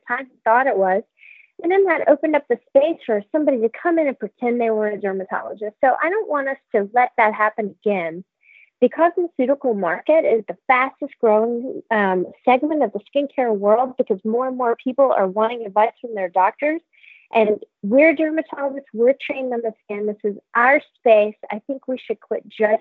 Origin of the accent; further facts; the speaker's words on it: Texas, United States; I'm from Texas, we grew up wearing a lot of makeup